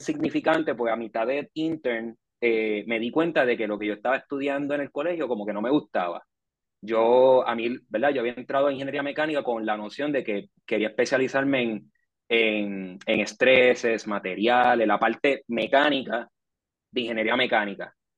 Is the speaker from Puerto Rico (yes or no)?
yes; Puerto Rico; Yo nací en Puerto Rico en el 89